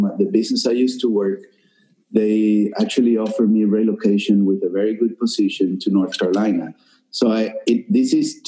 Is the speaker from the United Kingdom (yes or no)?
no; Venezuela; moved away as an adult; now in Key Biscayne, United States; being from Venezuela and coming here and adapt to the culture and the country